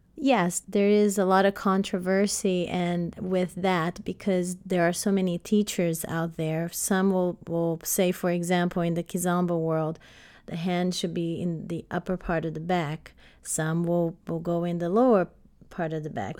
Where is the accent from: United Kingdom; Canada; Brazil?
Brazil; now in United States; I grew up in Brazil, started dancing ballet at five years old